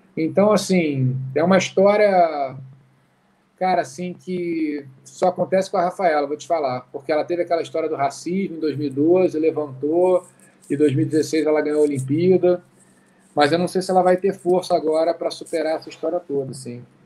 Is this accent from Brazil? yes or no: yes; Rio de Janeiro, Brazil; also born or lived in Oxford, England / Berkeley, California; Eu cresci no Rio de Janeiro, que é uma cidade muito doida